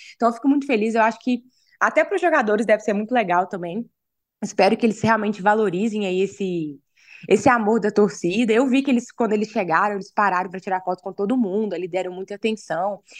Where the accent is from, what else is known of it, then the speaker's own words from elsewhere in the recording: Ipatinga, Minas Gerais, Brazil; eu sou de Patinga